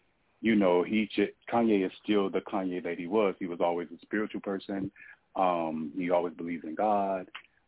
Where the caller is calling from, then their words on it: Atlanta, Georgia, United States; I'm calling from Atlanta, Georgia.